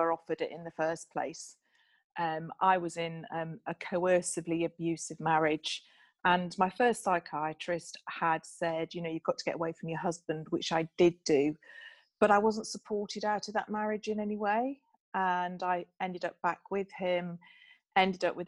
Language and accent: English; Bramhope, Yorkshire and the Humber, United Kingdom; I grew up in Yorkshire in a small village called Bramhope.